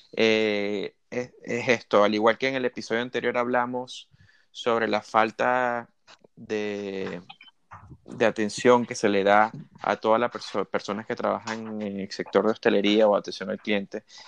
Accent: Spain; como españoles, como ciudadanos de este, este país

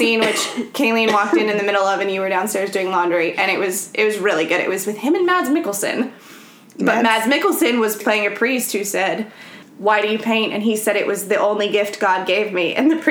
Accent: California, United States; I'm American, so I'm going to say Van Gogh and not Van Gogh. sorry, not sorry. I'm from California.

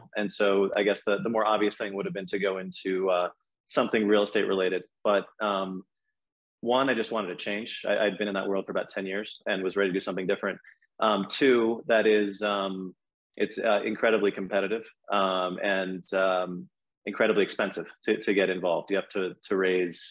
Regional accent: Boston, Massachusetts, United States; moved away as an adult; also born or lived in Philadelphia / New York; I'm from Boston originally

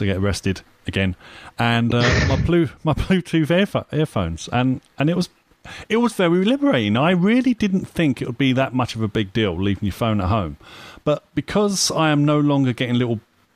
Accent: United Kingdom; I'm British.

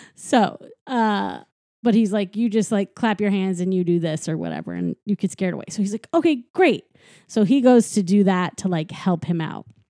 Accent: St. Louis, Missouri, United States; my hometown

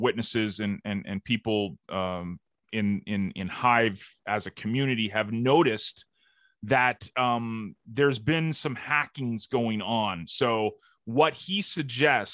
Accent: Canada; I'm the Canadian

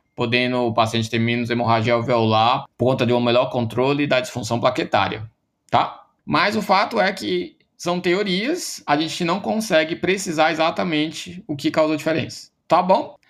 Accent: Ceará, Brazil; eu sou do Ceará, né, sou da UFC

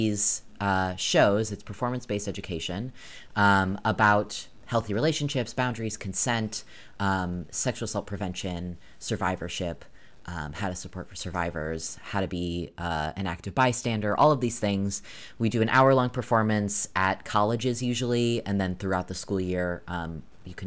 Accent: New York, United States; now in Maine, United States; I grew up in New York

